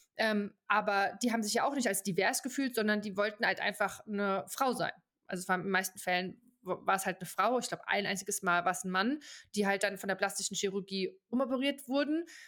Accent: Germany; moved away as an adult; now in Switzerland; als Deutscher

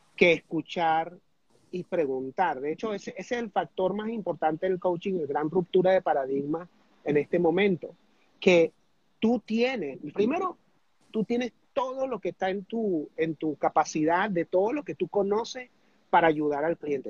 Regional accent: Venezuela; also born or lived in United States; yo me crié en Estados Unidos, me regresé a Venezuela, me retrasaron el tercer grado

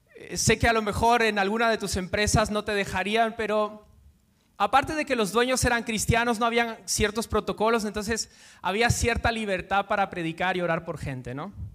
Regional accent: Guatemala; now in Madrid, Spain; yo soy de Guatemala

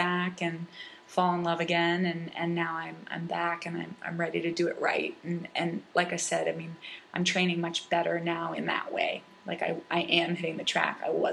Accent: Falmouth, Massachusetts, United States; born or raised there

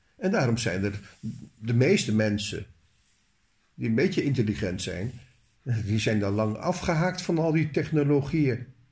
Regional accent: Netherlands; als Nederlander

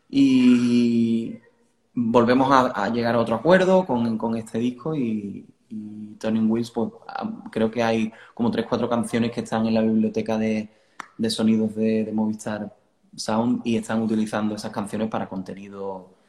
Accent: southern Spain, Spain; nosotros hacemos hard rock, somos del sur de España, todo esto es un poco raro, pero suena bien.

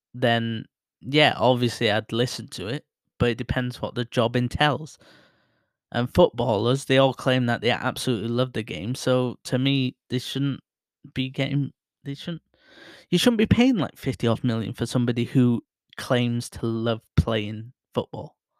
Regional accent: Bury, North West England, United Kingdom; my hometown, Barrie

